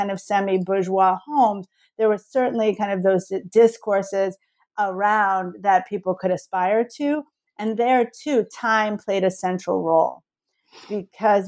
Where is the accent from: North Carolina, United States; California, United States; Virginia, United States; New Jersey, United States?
New Jersey, United States; now in Miami, United States; growing up in New Jersey in the 80s